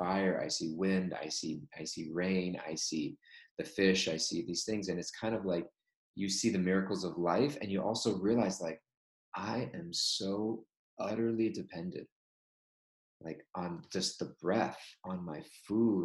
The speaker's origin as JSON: {"language": "English", "region": "Southern California", "country": "United States", "tie": "born or raised there", "moved": "as an adult", "lives_now": "New York, United States", "said": "growing up in Southern California"}